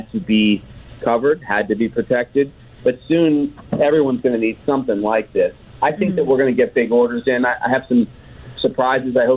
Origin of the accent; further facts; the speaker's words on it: New York, United States; now in Hawaii, United States; I'm from New York originally